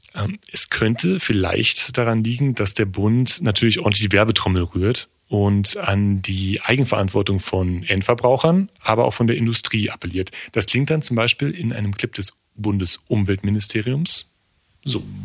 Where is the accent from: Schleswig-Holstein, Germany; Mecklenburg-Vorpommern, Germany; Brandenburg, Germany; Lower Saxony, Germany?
Brandenburg, Germany; East; bei uns in Ostbrandenburg in Neuhardenberg